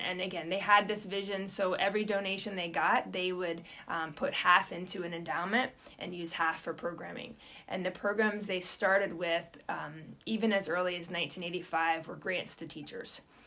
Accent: Roanoke, Virginia, United States; moved away as an adult; also born or lived in Pittsburgh, Pennsylvania / Ithaca, New York; now in Bartlesville, United States; my husband and I are both from Virginia. So, um, southwestern Virginia, Roanoke specifically

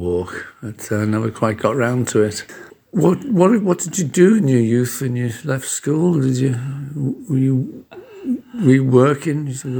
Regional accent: Liverpool, North West England, United Kingdom; also born or lived in Oldham; now in Calder Valley, United Kingdom; I'm from Liverpool

